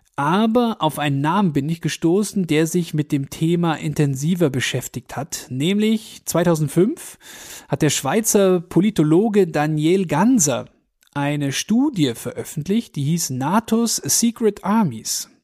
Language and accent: German; Augsburg, Bavaria, Germany; bei uns in Augsburg